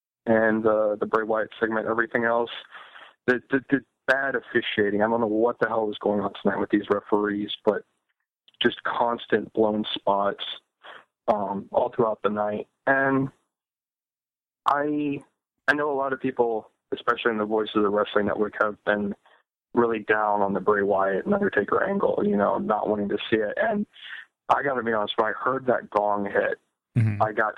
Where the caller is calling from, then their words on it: Ohio, United States; Hey, gentlemen … from Ohio.